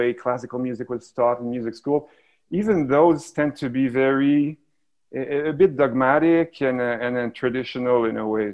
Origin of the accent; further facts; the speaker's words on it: Montreal, Quebec, Canada; I'm from here originally.